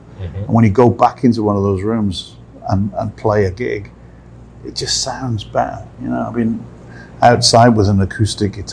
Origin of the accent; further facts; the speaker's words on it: Newport, Wales, United Kingdom; Newport, my hometown